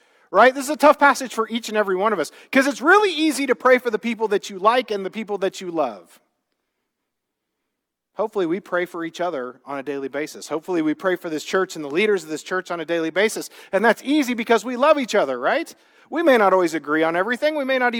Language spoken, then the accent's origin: English; Midwest, United States; now in California, United States; I grew up in the Midwest